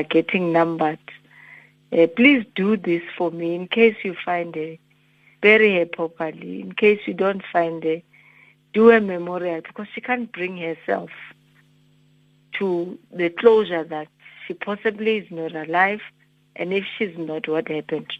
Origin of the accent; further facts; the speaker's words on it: Mpumalanga, South Africa; where we were born and bred in Petal, Mpumalanga